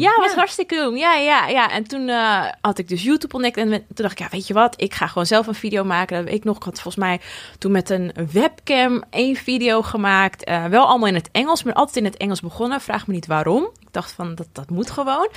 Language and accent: Dutch; Almere, Flevoland, Netherlands; also born or lived in Lelystad; ik ben geboren in Lelystad en daarna wel verhuisd naar Almere